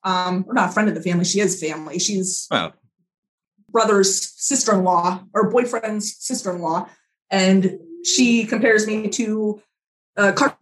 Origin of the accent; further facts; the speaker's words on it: Pennsylvania, United States; now in New Jersey, United States; I'm from Pennsylvania originally. I live in New Jersey now